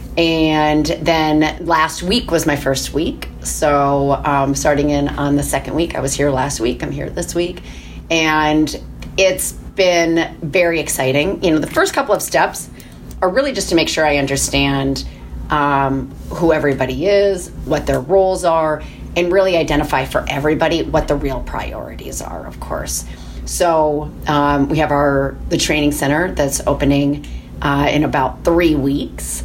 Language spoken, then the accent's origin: English; Michigan, United States; moved away; also born or lived in Minnesota; I was born in Minnesota, um, but grew up in Michigan